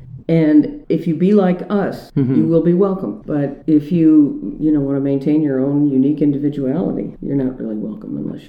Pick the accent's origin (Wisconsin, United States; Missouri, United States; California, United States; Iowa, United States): Missouri, United States; St. Louis; moved away as an adult; also born or lived in New Haven, Connecticut; now in Columbia, United States; I grew up in St. Louis and lived there until I went to Yale Divinity School in New Haven, Connecticut in 81